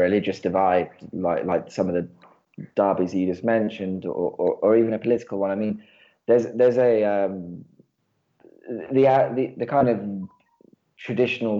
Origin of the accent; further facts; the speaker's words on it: England, United Kingdom; moved away as an adult; now in Buenos Aires, Argentina; I'm from England originally. Came to Buenos Aires